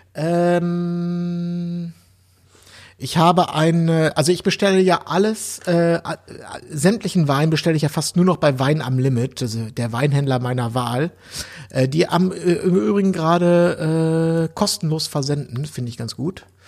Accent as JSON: {"language": "German", "region": "Berlin", "country": "Germany", "said": "wir als Berliner"}